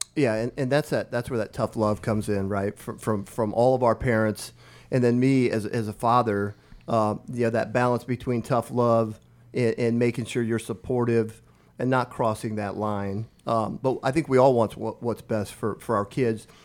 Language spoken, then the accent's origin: English; Omaha Indian Reservation, northeast Nebraska, United States; moved away as an adult; now in Lincoln, United States; I grew up on the Omaha Indian Reservation in northeast Nebraska